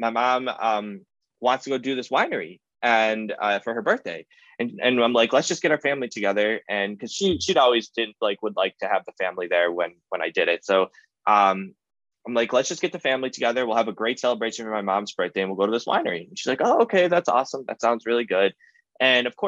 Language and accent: English; Cleveland, Ohio, United States; I'm from Cleveland.